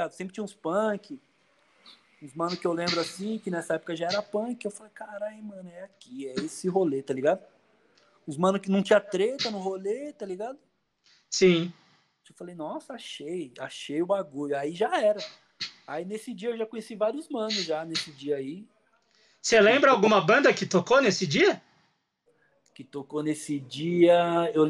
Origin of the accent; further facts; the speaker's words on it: Poá, São Paulo, Brazil; aqui eu sou de Poá, né?